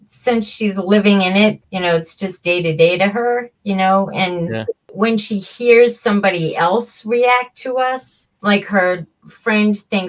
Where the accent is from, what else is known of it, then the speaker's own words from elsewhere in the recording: Plymouth, United States; And then there's one about growing up in Plymouth.